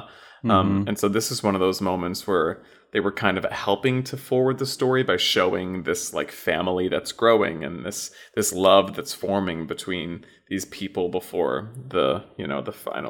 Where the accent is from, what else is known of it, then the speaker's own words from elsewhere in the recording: the South, United States; I have a little bit of that in my life growing up in the South.